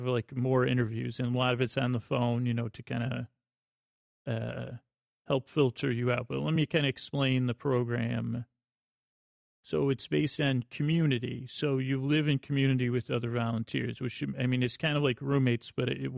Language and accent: English; Syracuse, New York, United States; moved away as an adult; also born or lived in Bronx, New York; I grew up in Syracuse, New York